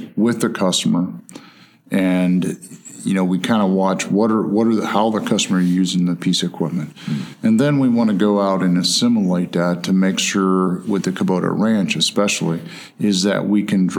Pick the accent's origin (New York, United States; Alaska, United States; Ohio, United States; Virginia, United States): Ohio, United States; I grew up in Ohio. We had a potato farm